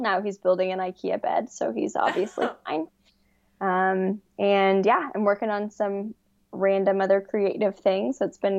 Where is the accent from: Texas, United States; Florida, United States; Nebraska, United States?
Texas, United States; Dallas; also born or lived in Colorado / Austin, Texas; now in Houston, United States; I live in Texas. I live in Houston. I've been here for 5 years. I grew up in Dallas, except for the third grade, which I claim is the best year of my life. I lived in Colorado for, like, 10 months